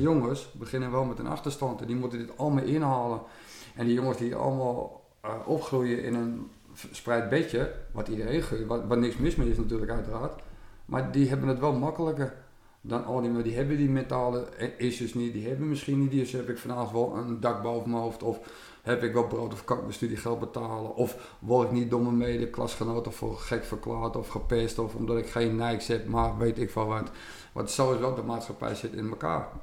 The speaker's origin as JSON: {"language": "Dutch", "area": "West Friesland", "region": "North Holland", "country": "Netherlands", "said": "Ik kom uit Noord-Holland, West-Friesland"}